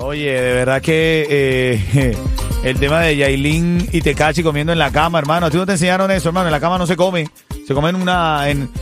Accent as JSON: {"language": "Spanish", "country": "Venezuela", "moved": "yes", "said": "hermano venezolano"}